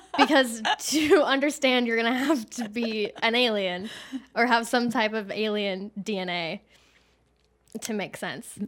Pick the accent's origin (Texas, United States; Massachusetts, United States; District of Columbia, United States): Texas, United States; moved away as an adult; also born or lived in Los Angeles, United States; I'm from Texas, so I'm not fleeing Los Angeles to come here. I'm coming back